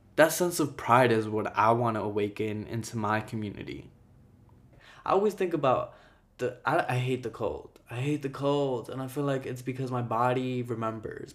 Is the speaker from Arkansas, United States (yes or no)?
no; Jersey City, New Jersey, United States; also born or lived in Ecuador; I was born in Ecuador. I came here when I was three. My mom is Guatemalan. My dad is Ecuadorian. I grew up in Jersey City